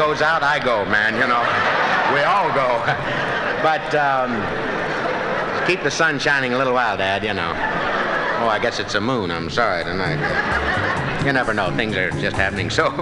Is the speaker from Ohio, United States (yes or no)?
yes; Ohio, United States; I'm from Ohio